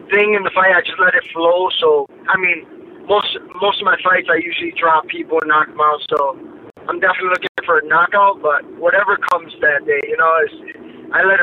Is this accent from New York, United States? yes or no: yes; New York, United States; also born or lived in Chicago; now in Miami, United States; originally I'm from New York, but I lived in Chicago when I started my MMA career, and I moved down to Miami from Chicago.